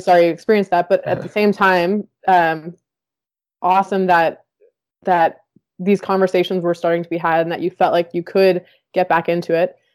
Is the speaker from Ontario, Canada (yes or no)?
no; Winnipeg, Manitoba, Canada; the rowing club that I grew up with in in Winnipeg